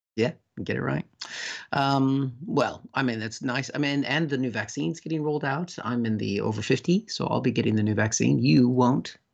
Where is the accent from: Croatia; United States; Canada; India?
United States; moved away; my home country, I was just there